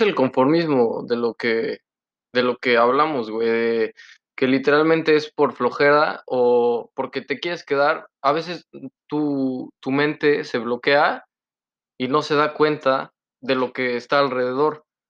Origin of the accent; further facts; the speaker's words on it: Poblano, Puebla, Mexico; now in Canada; Yo soy el poblano